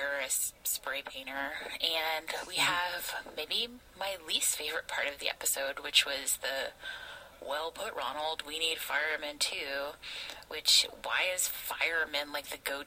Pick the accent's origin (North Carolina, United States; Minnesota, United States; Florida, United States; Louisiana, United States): Louisiana, United States; New Orleans; I grew up in New Orleans